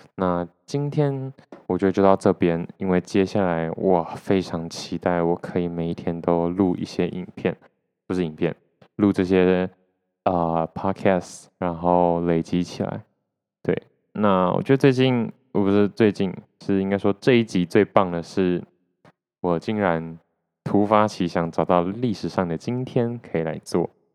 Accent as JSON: {"language": "Chinese", "country": "Taiwan", "tie": "born or raised there", "said": "我是出生在台湾"}